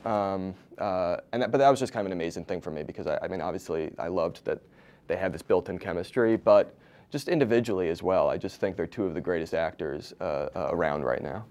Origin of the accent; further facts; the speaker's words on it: East Coast, United States; now in Los Angeles, United States; I live in L A now but I grew up on the East Coast